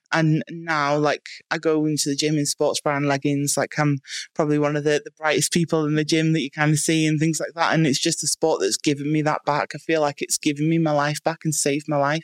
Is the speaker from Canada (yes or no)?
no; Bangor, Wales, United Kingdom; I was born in Bangor in North Wales